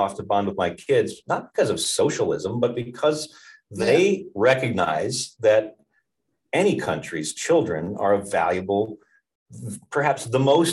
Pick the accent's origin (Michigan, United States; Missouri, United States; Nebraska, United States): Michigan, United States; Marquette; moved away; also born or lived in Ann Arbor, Michigan / New Zealand; I grew up in Marquette, Michigan